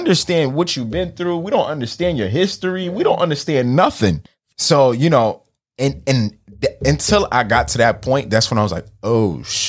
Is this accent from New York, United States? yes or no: yes; New York City, New York, United States; moved away; also born or lived in Haiti; I'm fresh from Marine Park.